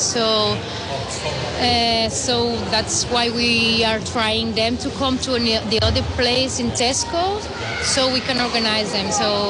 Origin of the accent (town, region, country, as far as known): Barcelona, Catalonia, Spain; English is a second language